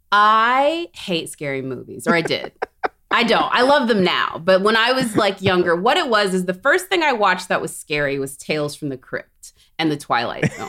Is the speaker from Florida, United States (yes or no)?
no; Corpus Christi, Texas, United States; I grew up in Corpus Christi, Texas